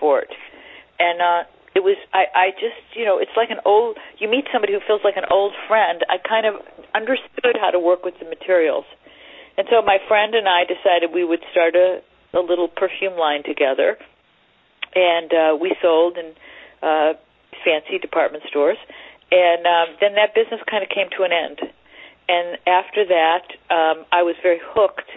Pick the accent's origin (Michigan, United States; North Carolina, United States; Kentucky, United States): Michigan, United States; Detroit; also born or lived in Ann Arbor; I grew up in Detroit